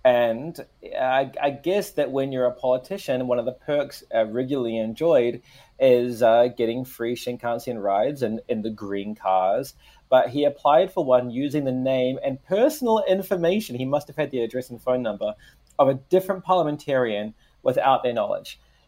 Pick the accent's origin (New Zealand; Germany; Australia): New Zealand; moved away as an adult; also born or lived in Vancouver, Canada; now in Tokyo, Japan; And when I went home after 6 years, I was like, mate, it's so good to be home.